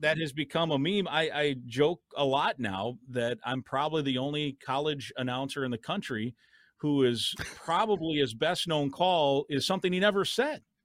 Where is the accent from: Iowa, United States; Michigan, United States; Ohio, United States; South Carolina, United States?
Iowa, United States; now in Minnesota, United States; my home state of Iowa